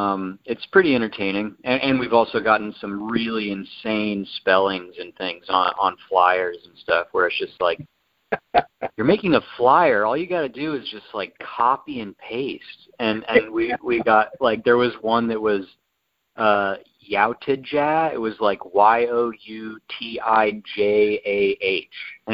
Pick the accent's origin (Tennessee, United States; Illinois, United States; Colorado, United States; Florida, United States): Tennessee, United States; So we're both true Tennessee boys.